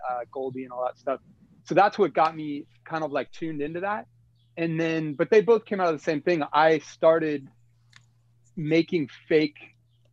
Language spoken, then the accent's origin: English; Sacramento, California, United States; moved away as an adult; I'm from Sacramento.